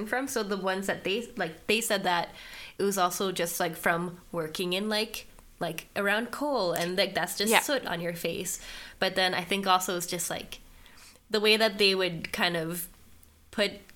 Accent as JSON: {"language": "English", "country": "Canada", "said": "I'm from Canada, like, I'm Canadian"}